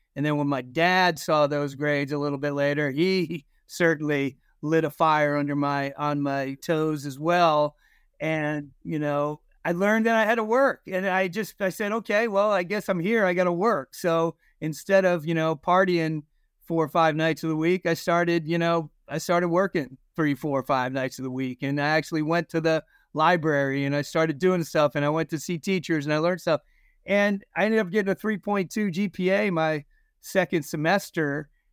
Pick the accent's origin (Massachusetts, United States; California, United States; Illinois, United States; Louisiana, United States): Massachusetts, United States; Concord; also born or lived in New Jersey / Ohio; I ended up growing up really in conquered Massachusetts